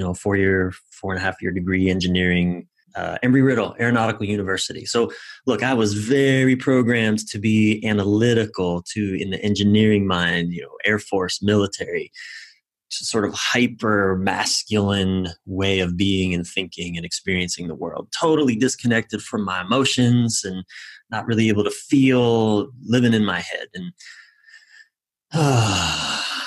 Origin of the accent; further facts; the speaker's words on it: East Coast of the United States, United States; now in Los Angeles, United States; I'm from the East Coast of the United States. I live in Los Angeles